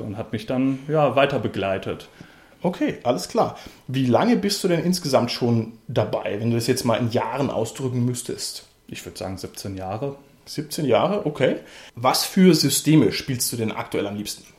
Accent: Southern Germany, Germany; Wir sind eigentlich aus Süddeutschland

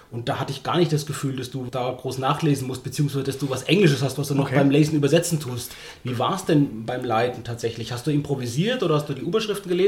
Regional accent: Germany; uns als Deutsche nicht so geläufige englische Worte

